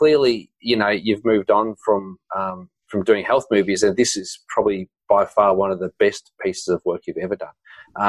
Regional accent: New Zealand; Kiwi. Notorious. Kiwi, you know, I sound very Australian.

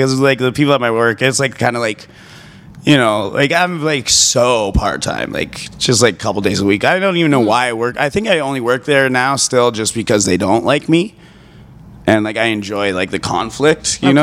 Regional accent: Calgary, Alberta, Canada; I'm from Calgary

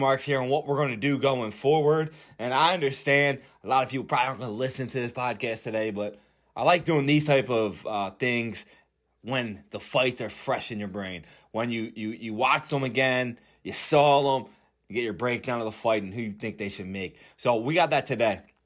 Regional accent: Philadelphia, Pennsylvania, United States; I'm from Philly

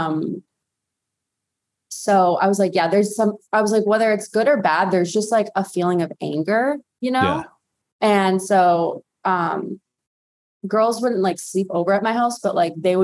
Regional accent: Massachusetts, United States; I grew up in Massachusetts, and my backyard was kind of like a graveyard

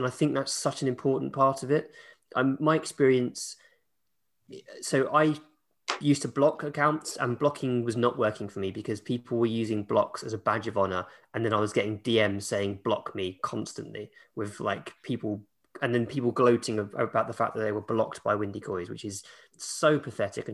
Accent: England, United Kingdom

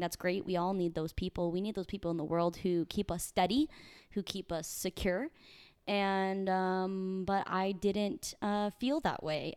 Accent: Saint Charles, Missouri, United States; moved away; I grew up in the Midwest in a small town called Saint Charles, about thirty minutes outside Saint Louis.

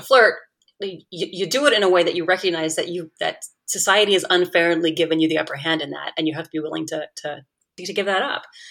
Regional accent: Canada; moved away as an adult; now in United States; as a Canadian, I moved to the United States

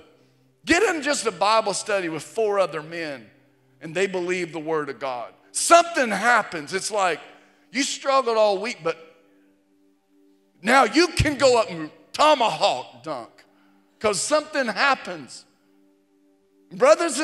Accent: Virginia, United States; I was in eighth grade and middle school, growing up in Virginia. We grew up not far from Virginia Tech

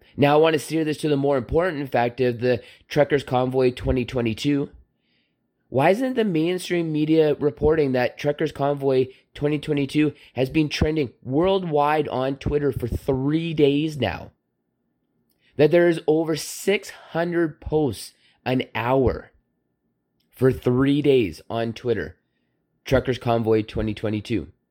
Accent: Southern Alberta, Canada; I ate at many Hutterick colonies growing up in Southern Alberta

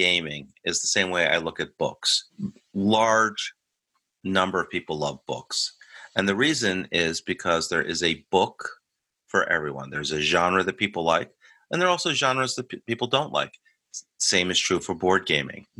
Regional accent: United States; I'm your American host

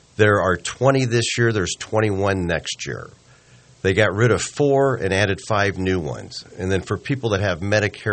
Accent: Omaha, Nebraska, United States; born and raised in Omaha

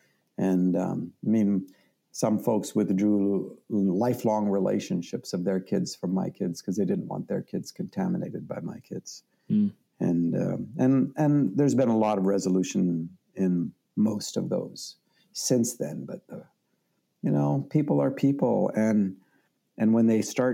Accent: Canada; I'm Canadian

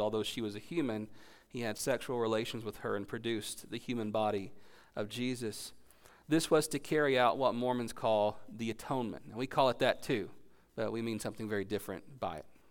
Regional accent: Gastonia, North Carolina, United States; my hometown of Gastonia

